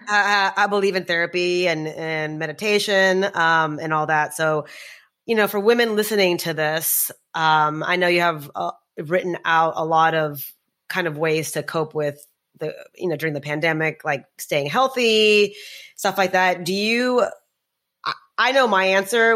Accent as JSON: {"language": "English", "region": "Texas", "country": "United States", "tie": "born or raised there", "also_born_or_lived": "New York area", "moved": "yes", "lives_now": "New York, United States", "said": "I grew up in Texas"}